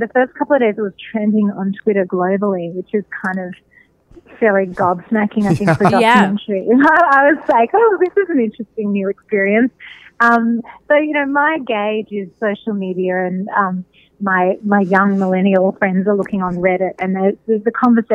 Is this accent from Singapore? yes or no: no; Melbourne, Victoria, Australia; moved away as an adult; now in United States; I'm from Australia originally, and I think about, I've lived in the States for the last 15 years, but about 20 years ago in Melbourne, my hometown